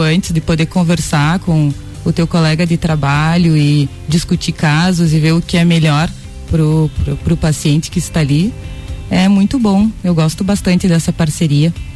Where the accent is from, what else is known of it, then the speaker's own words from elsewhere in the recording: Vacaria, Rio Grande do Sul, Brazil; moved away as an adult; now in Lages, Brazil; Eu sou gaúcha de Vacaria, moro em Lages há nove anos